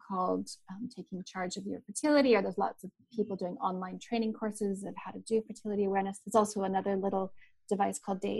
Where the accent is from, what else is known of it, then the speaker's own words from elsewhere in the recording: Canada; now in New Zealand; we have both grizzly bears and black bears, and where I'm from in Canada, and I've encountered both